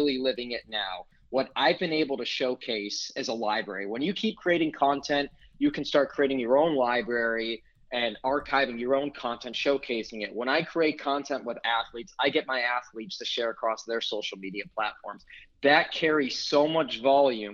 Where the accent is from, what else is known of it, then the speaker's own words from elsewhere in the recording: Chicago, Illinois, United States; moved away; Chicago, my hometown